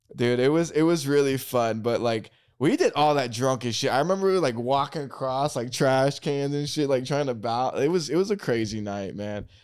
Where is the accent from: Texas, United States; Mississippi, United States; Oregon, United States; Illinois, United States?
Oregon, United States; moved away; I'm from Oregon